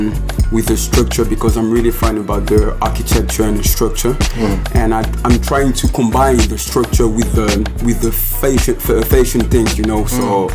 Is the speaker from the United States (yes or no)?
no; Cergy, Île-de-France, France; born there; I was born in Sergi.